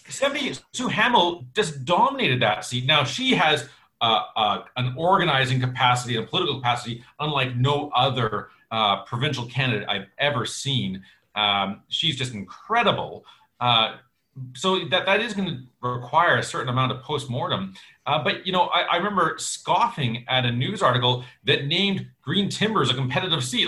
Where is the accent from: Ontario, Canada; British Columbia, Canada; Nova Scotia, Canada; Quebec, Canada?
British Columbia, Canada; North Shore; also born or lived in Langley; I grew up on the North Shore.